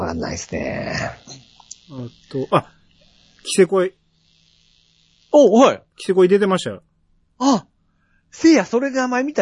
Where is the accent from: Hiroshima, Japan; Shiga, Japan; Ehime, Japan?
Hiroshima, Japan; 俺、広島出身で、あの、高校も僕知ってますよ。